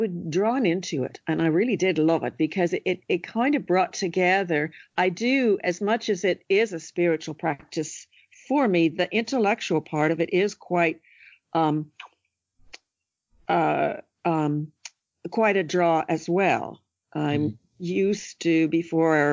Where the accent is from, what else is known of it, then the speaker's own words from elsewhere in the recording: California, United States; now in Ireland; I grew up in California where, you know, you spend a lot of time sleeping outside as a child